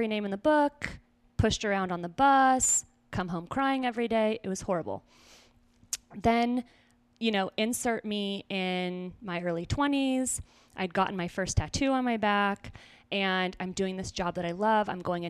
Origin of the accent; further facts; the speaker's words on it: Simi Valley, California, United States; born there; where I was born in Simi Valley was where that show was actually recorded.